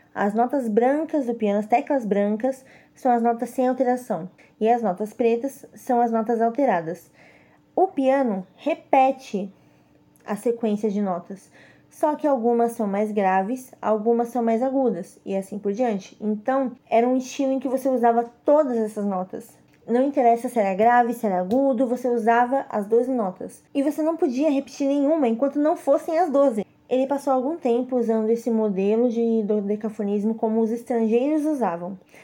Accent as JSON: {"language": "Portuguese", "town": "São Caetano do Sul", "region": "São Paulo", "country": "Brazil", "tie": "born or raised there", "also_born_or_lived": "Fortaleza", "moved": "as an adult", "said": "São Caetano do Sul, que é minha cidade natal em São Paulo"}